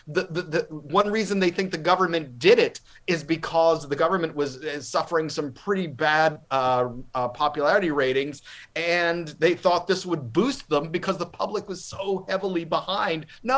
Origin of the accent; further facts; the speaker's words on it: Louisiana, United States; My home state, Louisiana